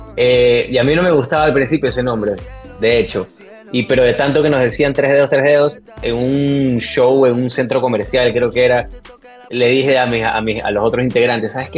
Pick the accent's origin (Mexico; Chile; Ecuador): Ecuador; moved away as an adult; now in Miami, United States; en mi país, en Ecuador